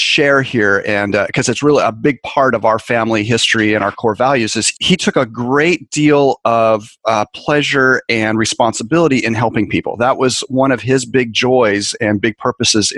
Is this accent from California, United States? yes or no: yes; San Francisco Bay Area, California, United States; I grew up in the San Francisco Bay Area